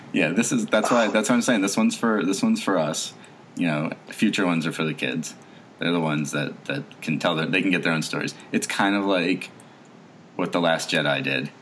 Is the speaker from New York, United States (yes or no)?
no; across the river from Philadelphia, New Jersey, United States; I was born in Philly and raised right across the river from it